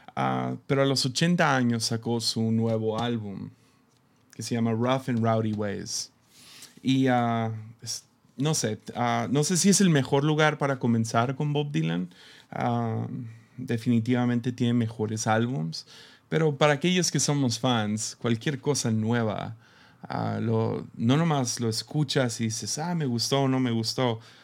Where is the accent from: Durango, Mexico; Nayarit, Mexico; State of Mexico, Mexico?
Nayarit, Mexico; Tepic; Somos de Tepic. Ah, nosotros aquí en Tepic, ah, usualmente no viajamos